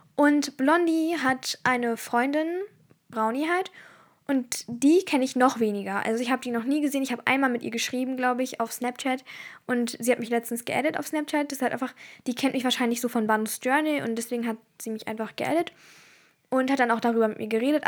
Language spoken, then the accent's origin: German; Turkey; ich bin Türkin